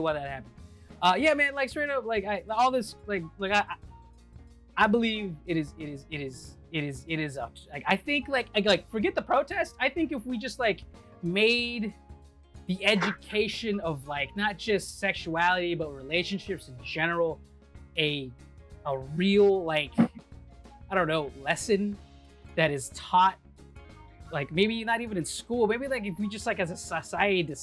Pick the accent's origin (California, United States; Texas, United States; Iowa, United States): Texas, United States; I grew up in Texas and like I grew up as a kid here